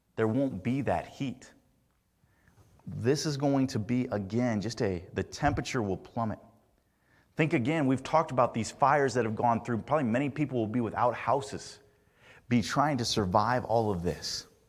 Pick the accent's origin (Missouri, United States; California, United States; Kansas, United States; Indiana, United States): Indiana, United States; Growing up in Indiana